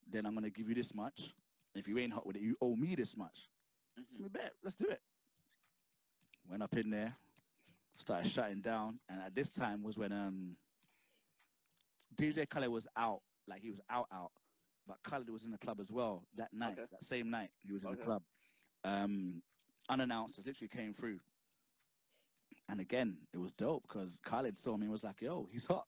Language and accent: English; London, United Kingdom; I'm from South London, innit? I'm from Mitesfield Estate. Moved out from there, like Vassal Road, blah blah blah. Brixton is the playground where I've grown, innit?